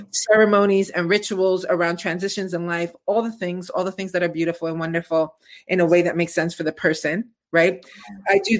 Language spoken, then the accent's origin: English; New York City, New York, United States; I'm from East New York, baby.